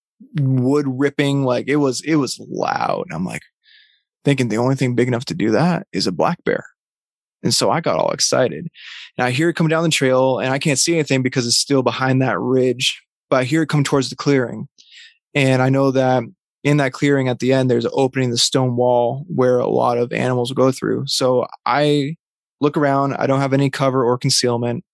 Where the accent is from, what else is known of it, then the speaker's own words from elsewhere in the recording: Vermont, United States; where I grew up in Vermont